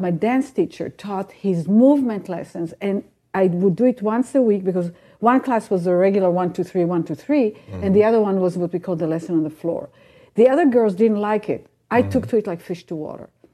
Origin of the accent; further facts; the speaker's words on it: Israel; moved away; I grew up in Israel